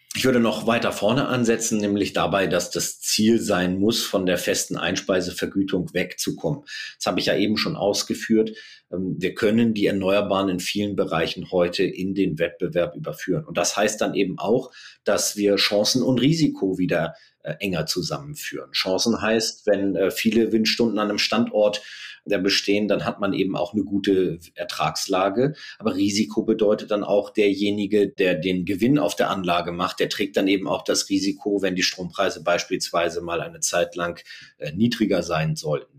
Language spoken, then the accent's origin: German; Germany; als Deutsche